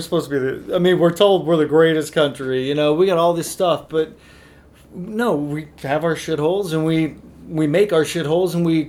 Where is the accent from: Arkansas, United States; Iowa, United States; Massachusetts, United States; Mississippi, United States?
Iowa, United States; Northwest; So I grew up in Northwest Iowa.